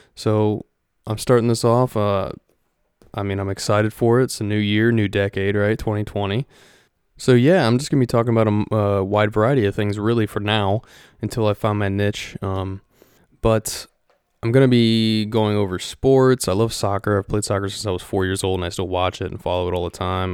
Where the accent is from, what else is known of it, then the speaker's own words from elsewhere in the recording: Ohio, United States; moved away as an adult; now in Florida, United States; I am originally from Ohio. Uh, raised there for twenty-three years and then moved down to Florida, which is where I'm at now